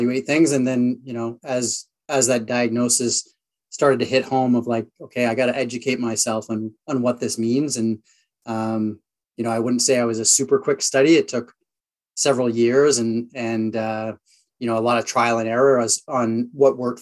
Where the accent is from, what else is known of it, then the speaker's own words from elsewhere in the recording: Sault Ste. Marie, Ontario, Canada; also born or lived in Vancouver / upstate New York; And then I moved to Sault Ste. Marie, Ontario. So a smaller town in Northern Ontario where I grew up from sort of the age of 5 through high school